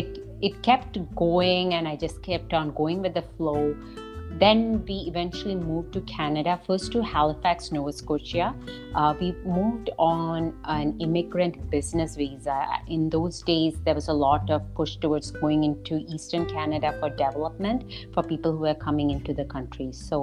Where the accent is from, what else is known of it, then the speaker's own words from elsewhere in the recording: Doha, Qatar; And I was born in Doha, Qatar. That's a country in the Arabian Gulf. I grew up in a South Asian household